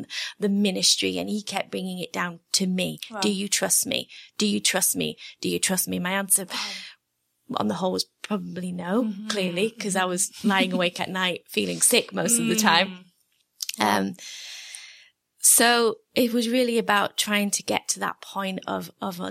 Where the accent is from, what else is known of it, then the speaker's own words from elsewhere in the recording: England, United Kingdom; because I'm English.